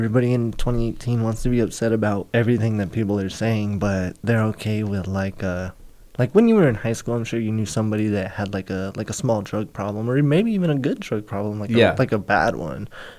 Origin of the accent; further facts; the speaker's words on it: Oxnard, California, United States; I'm also from Oxnard.